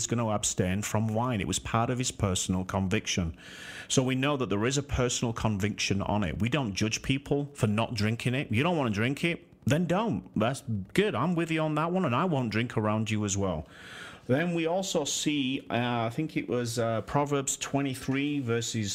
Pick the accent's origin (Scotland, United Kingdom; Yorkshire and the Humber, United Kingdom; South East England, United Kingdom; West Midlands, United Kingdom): Yorkshire and the Humber, United Kingdom; from Yorkshire. My hometown right there